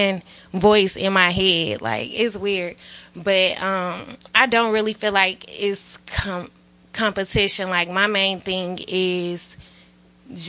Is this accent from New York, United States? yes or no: no; Atlanta, Georgia, United States; I'm from Atlanta